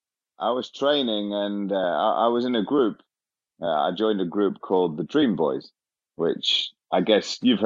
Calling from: London, United Kingdom; Yeah, I've got a little accent going on here. I'm in London in the UK.

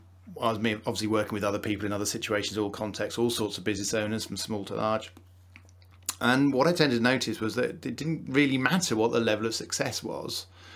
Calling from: Wakefield, Yorkshire and the Humber, United Kingdom; Wakefield, not too far from Leeds

